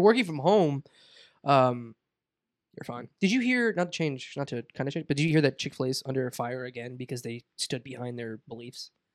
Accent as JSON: {"language": "English", "town": "Boca Raton", "region": "Florida", "country": "United States", "said": "I'm from Boca"}